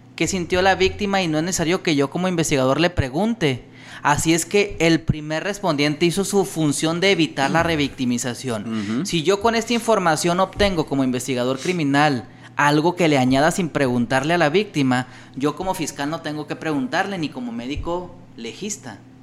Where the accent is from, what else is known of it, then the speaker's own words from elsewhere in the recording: Ciudad Juárez, Chihuahua, Mexico; yo soy de Chihuahua, soy de Juárez específicamente